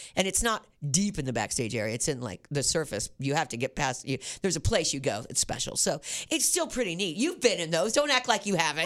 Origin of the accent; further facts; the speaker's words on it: Independence, United States; I'm from Independence